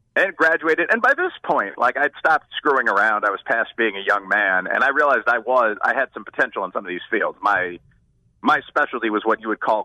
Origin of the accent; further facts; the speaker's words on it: Chicago, Illinois, United States; moved away as an adult; now in Kentucky, United States; I had kind of a blue-collar childhood. I was born in Chicago. I was born on the south side of the city, actually